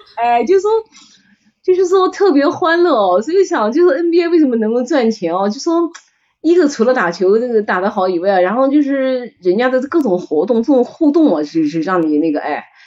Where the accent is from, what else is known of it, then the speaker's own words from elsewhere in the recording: China; 我们中国人